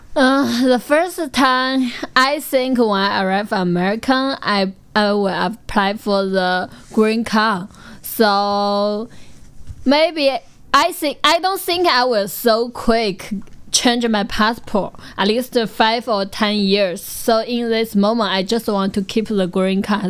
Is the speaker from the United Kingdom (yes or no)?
no; near Hangzhou, Zhejiang, China; English is a second language; moved away as an adult; now in Hangzhou, China; Hangzhou is not very um, far away from my hometown, maybe only one half hours driving